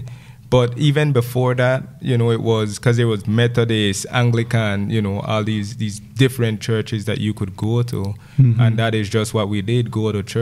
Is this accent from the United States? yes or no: no; Gales Point, Belize District, Belize; so I grew up in Gales Point. I left the village to go to high school, you know, when I was 12 years old